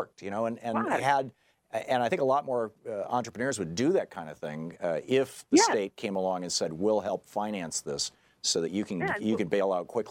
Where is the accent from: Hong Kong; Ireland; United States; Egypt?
United States; Michigan; I grew up in Michigan.